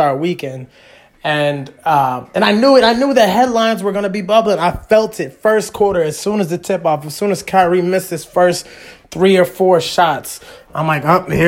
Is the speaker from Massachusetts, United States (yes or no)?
yes; Boston, Massachusetts, United States; moved away as an adult; I was raised in Boston